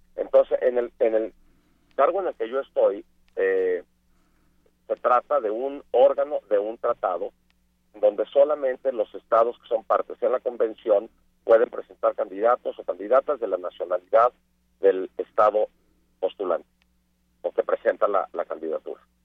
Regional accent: Mexico; yo por ser mexicano

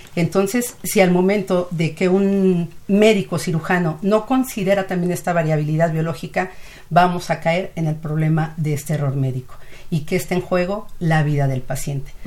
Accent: Mexico; nuestro país

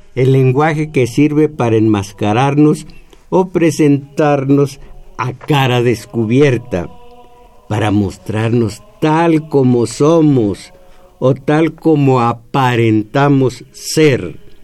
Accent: Mexico; en nosotros como mexicanos, que mal nos aceptamos mestizos

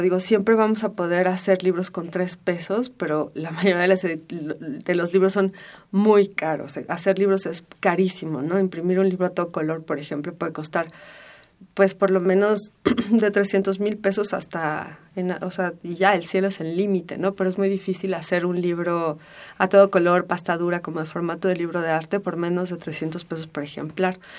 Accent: Mexico City, Mexico; pienso en Donceles como un lugar en el que, en el que crecí, corrí

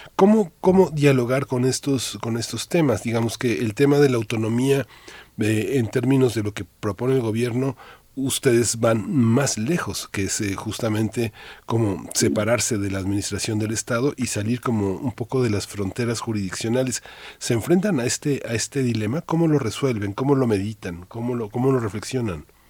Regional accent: Mexico; somos mexicanos

